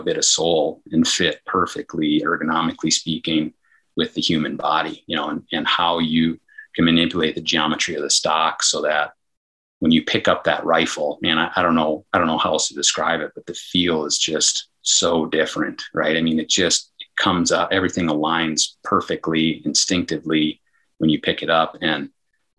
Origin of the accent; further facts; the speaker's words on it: Northern Michigan, United States; growing up in Northern Michigan, we had a very traditional deer camp